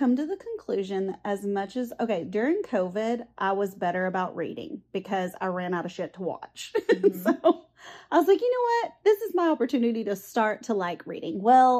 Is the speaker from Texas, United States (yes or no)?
yes; Sulphur Springs, Texas, United States; She's actually from my hometown, Sulphur Springs.